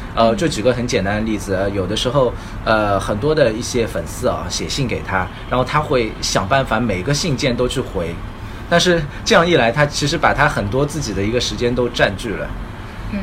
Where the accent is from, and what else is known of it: China